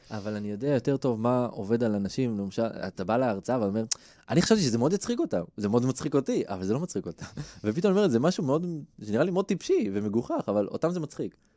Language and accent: Hebrew; Israel; אני גדלתי בקיבוץ